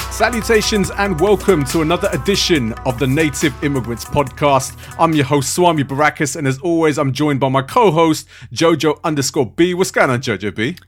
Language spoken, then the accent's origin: English; London, United Kingdom; also born or lived in Harrow; I was, uh, born and raised in Southall.